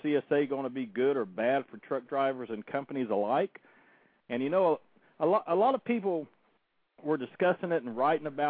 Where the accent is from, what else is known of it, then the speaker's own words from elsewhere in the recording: Oklahoma, United States; now in Citrus County, Florida, United States; my home state of Oklahoma